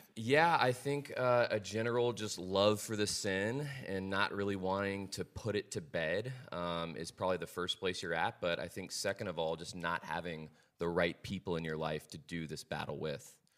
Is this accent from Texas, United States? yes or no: yes; Dallas, Texas, United States; I'm from here, Dallas, Texas